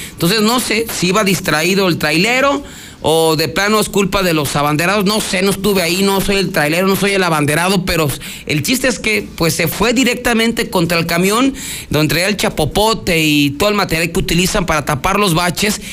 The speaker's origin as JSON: {"language": "Spanish", "region": "Aguascalientes", "country": "Mexico", "said": "somos así los de Aguascalientes"}